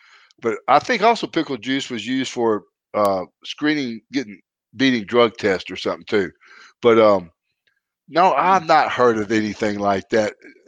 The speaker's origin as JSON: {"language": "English", "country": "Canada", "said": "And I'm from Canada, a wrestler."}